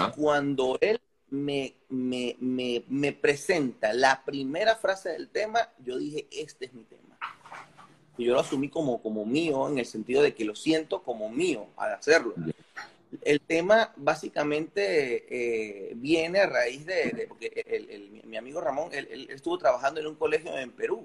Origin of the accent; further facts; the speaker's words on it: Carora, Lara, Venezuela; técnicamente soy larense, pero mi natalicio es, caroreño. Yo nací en mi pueblito de Carora